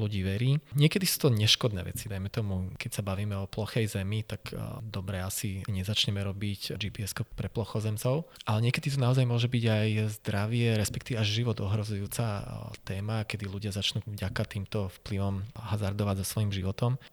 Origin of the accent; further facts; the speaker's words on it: Liptov, Žilina Region, Slovakia; moved away; ja som z Liptova, teda strávil som väčšinu času vo Veľkej Fatre, respektíve Nízkych Tatrách